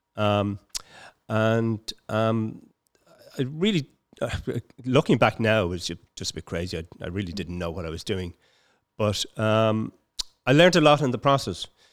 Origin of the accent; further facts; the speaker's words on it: Dublin, Leinster, Ireland; also born or lived in Palmerstown; I was born in Palmerstown, but I was reared in, uh, Finglas.